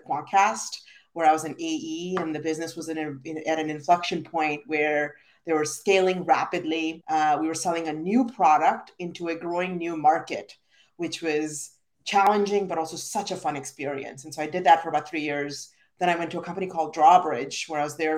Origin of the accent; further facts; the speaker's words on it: India; moved away as an adult; now in United States; I'm originally from India, very proud immigrant, and I moved to the US for school at 18 years old